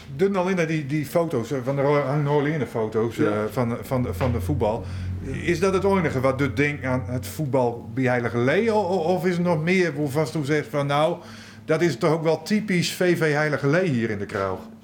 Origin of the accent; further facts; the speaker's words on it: Finsterwolde, Groningen, Netherlands; also born or lived in Oostwold; ik ben geboren in Vinnewold. Nooit in het dorp, maar de boeten.